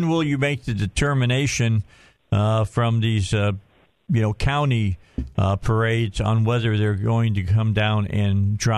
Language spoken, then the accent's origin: English; Cabot, Arkansas, United States; I'm from Cabot